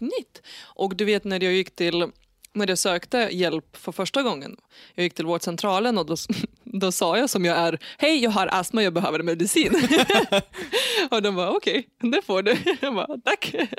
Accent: Lithuania; Swedish is a second language; moved away as an adult; now in Nyköping, Sweden; jag föddes i Litauen 1989

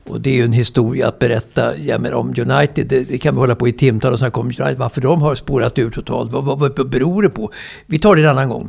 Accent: Sweden

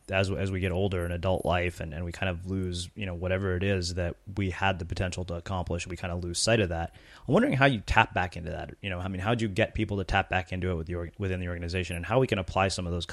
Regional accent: India; I always say I'm an Indian person that sucks at math.

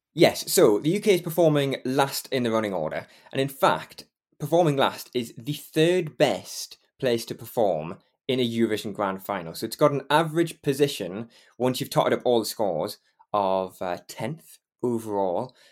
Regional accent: Geordie, North East England, United Kingdom; accent: Geordie; I'm on it every week, a Geordie, and I never get to sort of express that Geordie accent properly

